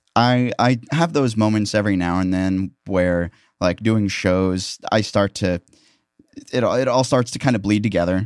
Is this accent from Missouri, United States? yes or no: yes; Columbia, Missouri, United States; born or raised there; moved away